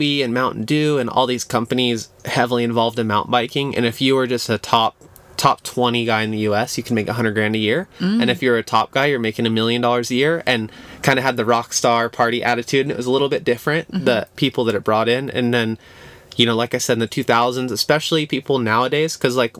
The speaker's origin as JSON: {"language": "English", "town": "Chico", "region": "California", "country": "United States", "tie": "born or raised there", "said": "I grew up in Chico, California, which okay. is a little town"}